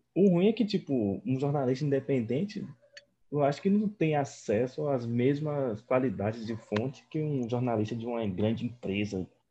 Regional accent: Mossoró, Rio Grande do Norte, Brazil; now in Bahia, Brazil; eu sou de Mossoró

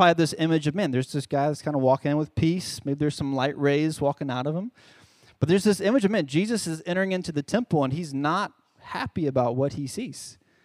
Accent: Charlotte, North Carolina, United States; moved away as an adult; now in San Antonio, United States; I'm originally from Charlotte, North Carolina.

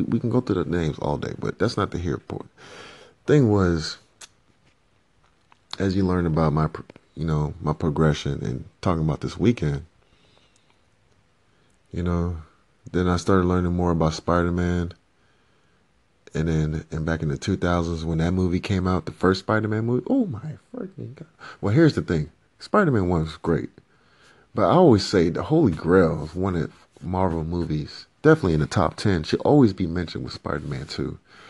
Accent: Liberia; or even go back to my home country and to provide for my family. And as I end this part of the 5 minutes, you know, earlier this week, you know, I got a random call from a family member back in Liberia.

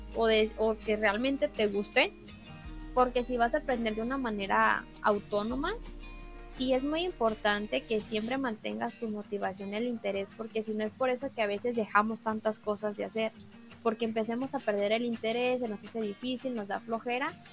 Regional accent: Mexico; tengo 23 años y soy mexicana

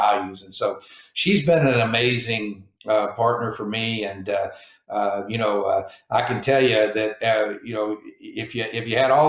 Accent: Mesquite, Texas, United States; moved away as an adult; now in Hawaii, United States; growing up in it was basically a suburb of Dallas, Texas, a place called Mesquite, Texas

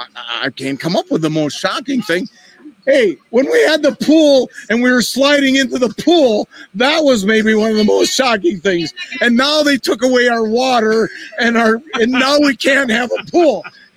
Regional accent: Wisconsin, United States; Surrey, Wisconsin, the biggest state or biggest city in O'Connell County.

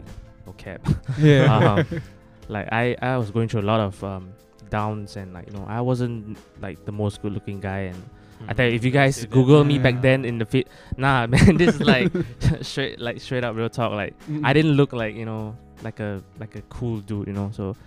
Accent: Singapore; I'm a Singaporean, I'm putting out music, like I am a Singaporean

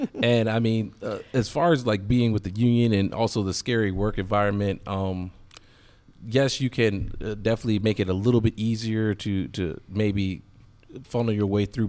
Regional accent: Williamsburg, Virginia, United States; moved away as an adult; now in Richmond, United States; I'm from Williamsburg, so I didn't want to move too far from home

